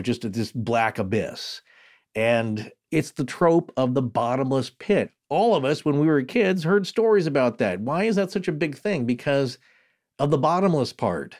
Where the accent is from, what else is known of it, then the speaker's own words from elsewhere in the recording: United States; I'm from the Spokane region or I'm, I'm from, uh, northern Idaho, the Panhandle